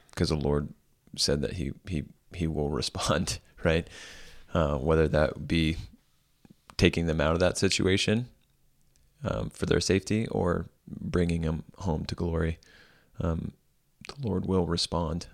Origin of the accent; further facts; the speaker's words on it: United States; as American Christians